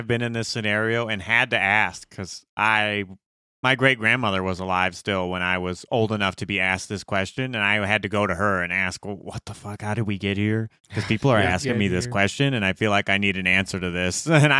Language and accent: English; United States; I'm fucking I'm American.